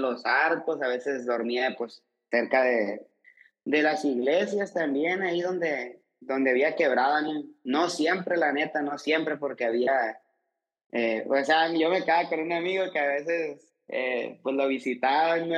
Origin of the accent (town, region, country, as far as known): Sonora, Mexico; born or raised there; also born or lived in Guadalajara